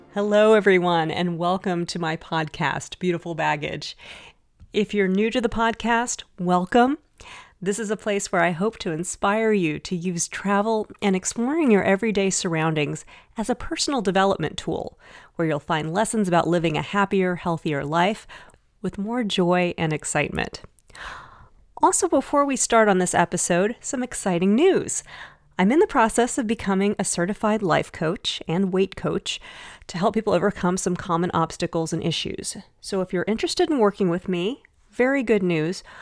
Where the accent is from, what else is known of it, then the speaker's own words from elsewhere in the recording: United States; as an English speaker, as an American